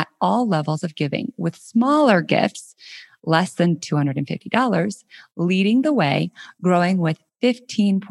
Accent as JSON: {"language": "English", "region": "Colorado", "country": "United States", "tie": "born or raised there", "also_born_or_lived": "San Francisco", "moved": "as an adult", "said": "last week I moved from San Francisco back to my hometown in Colorado. I'm now living in Denver"}